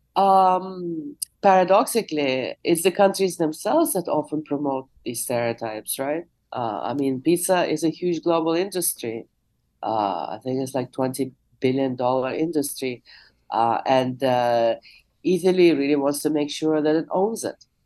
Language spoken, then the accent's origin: English; Moscow, Russia; now in Jackson Heights, New York, United States; I was born in the USSR, I'm from Moscow, I'm a Russian speaker